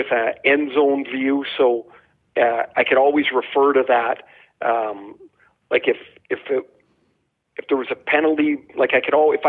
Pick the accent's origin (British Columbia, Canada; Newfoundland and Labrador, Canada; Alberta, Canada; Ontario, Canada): British Columbia, Canada; Trail; I'm from Trail, BC.